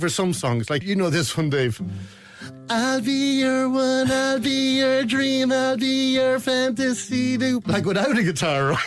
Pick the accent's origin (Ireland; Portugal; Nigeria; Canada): Ireland; Kells, Leinster; moved away as an adult; now in Dingle, Ireland; I grew up in Kells County Meath